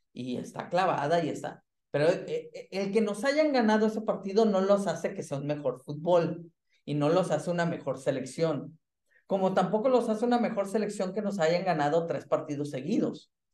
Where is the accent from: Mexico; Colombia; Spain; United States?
Mexico; now in Germany; como mexicano